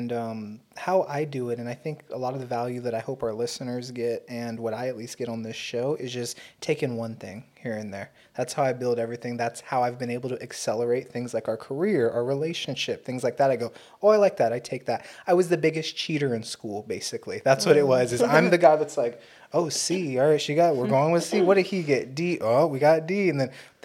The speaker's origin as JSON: {"language": "English", "area": "Fort Peck Reservation", "region": "Montana", "country": "United States", "said": "I'm Native American from the Fort Peck tribes reservation up in Montana"}